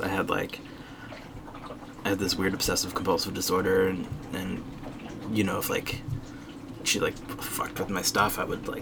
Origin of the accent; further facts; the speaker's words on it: Randolph, New Jersey, United States; moved away; I grew up in North Jersey, kind of due west of the city of New York